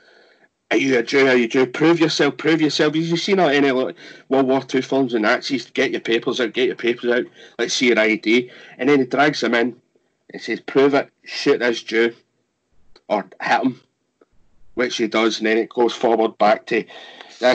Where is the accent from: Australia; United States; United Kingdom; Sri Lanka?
United Kingdom; Scotland; me being Scottish